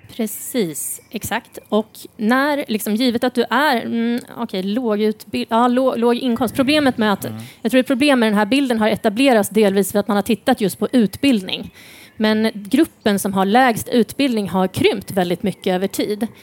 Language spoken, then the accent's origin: Swedish; Sweden; som liksom svensk